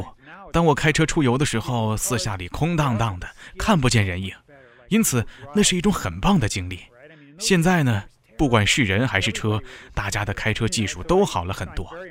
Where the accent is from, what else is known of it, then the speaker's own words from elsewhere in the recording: Missouri, United States; 我一直喜欢开车。我在美国的密苏里州长大。实际上，在密苏里，每个人从小就会开车。